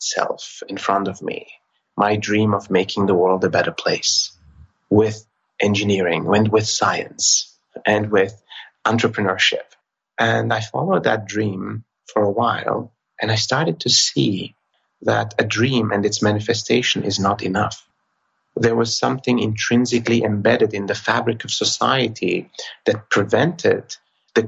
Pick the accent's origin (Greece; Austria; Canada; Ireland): Austria; I was born in Austria to a family of immigrants from Turkey.